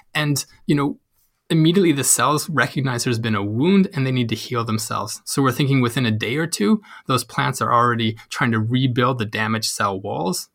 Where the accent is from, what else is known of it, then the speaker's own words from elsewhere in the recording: Canada; moved away as an adult; now in Uppsala, Sweden; I'm Canadian, so I've been living in Sweden for about the past three years